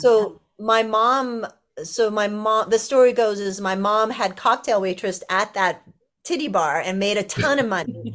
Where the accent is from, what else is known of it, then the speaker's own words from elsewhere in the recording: Los Angeles, California, United States; I grew up in Los Angeles, actually.